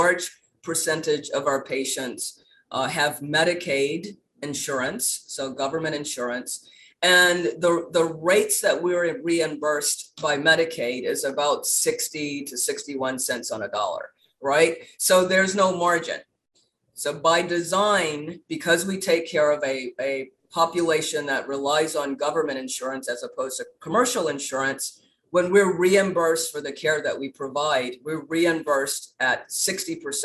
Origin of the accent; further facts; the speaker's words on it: Baton Rouge, Louisiana, United States; also born or lived in New Orleans; So I was born in New Orleans and raised in Baton Rouge